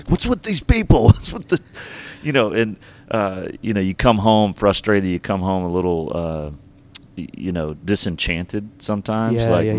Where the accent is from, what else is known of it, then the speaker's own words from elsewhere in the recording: Georgia, United States; born there; also born or lived in Texas / Alabama / North Carolina / Louisiana; I'm all over the South. So I was born in Georgia, moved to Texas, moved back to Alabama, then North Carolina.